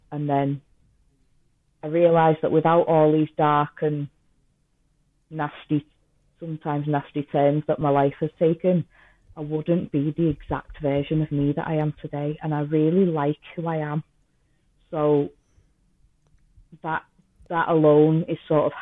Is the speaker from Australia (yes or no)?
no; Liverpool / Manchester, North West England, United Kingdom; accent: half Scouse and half Manchester; my accent's a big mixture anyway. It's half Scouse and half Manchester